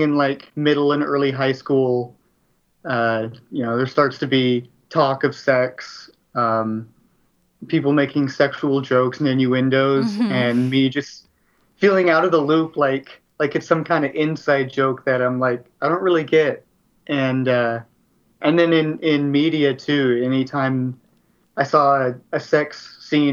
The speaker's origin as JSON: {"language": "English", "town": "Dallas", "region": "Texas", "country": "United States", "said": "I'm from Dallas, Texas"}